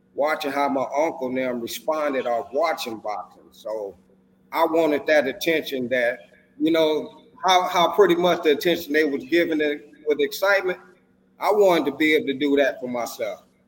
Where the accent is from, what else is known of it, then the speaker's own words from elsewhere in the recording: Racine, Wisconsin, United States; moved away; I'm originally from Racine, Wisconsin. That's where my boxing journey started